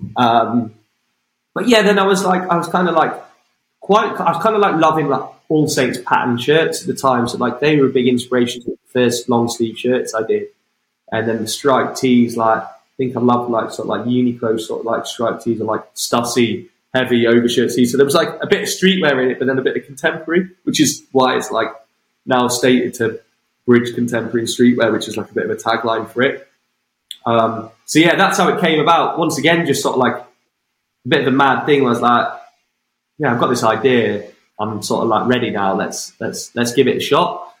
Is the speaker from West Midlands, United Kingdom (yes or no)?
yes; five miles outside Wem, Shropshire, West Midlands, United Kingdom; which is my home, just five miles outside my hometown